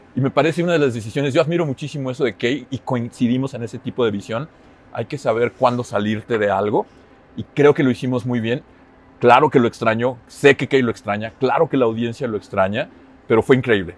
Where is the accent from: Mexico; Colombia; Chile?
Mexico; moved away as an adult; also born or lived in Finland; cuando me fui de México